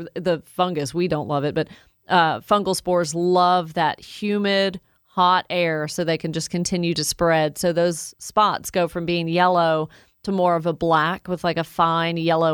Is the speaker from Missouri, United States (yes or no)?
no; Woodstock, Georgia, United States; my hometown of Woodstock, GA